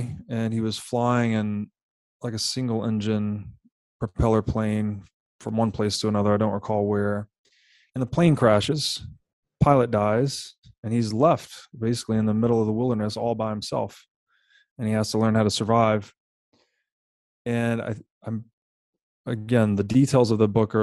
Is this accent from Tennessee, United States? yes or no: yes; Tennessee, United States; I grew up in Tennessee